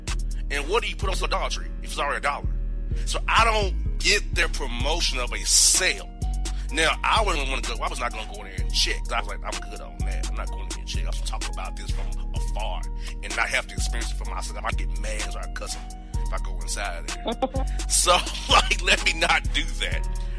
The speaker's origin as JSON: {"language": "English", "town": "Kansas City", "region": "Missouri", "country": "United States", "said": "I'm Kansas City, brother. I'm not trying to be no offensive to you. I'm from Kansas City."}